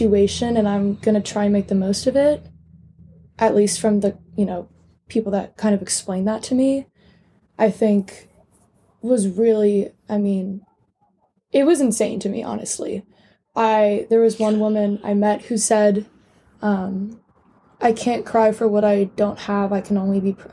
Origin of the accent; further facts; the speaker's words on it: United States; as an American